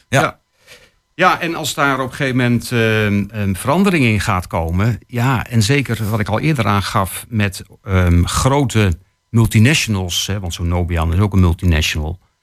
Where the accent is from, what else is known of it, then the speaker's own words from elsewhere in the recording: Netherlands; wij als Nederlanders